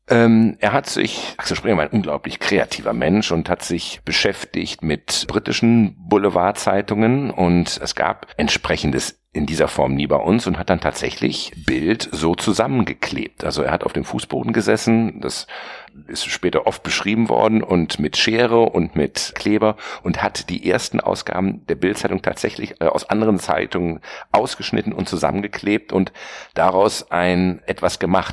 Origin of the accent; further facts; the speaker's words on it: Bielefeld, North Rhine-Westphalia, Germany; moved away as an adult; also born or lived in Ravensburg / Hamburg / Bonn / New York; now in Berlin, Germany; Ich bin gebürtiger Ravensburger, aufgewachsen im ostwestfälischen Bielefeld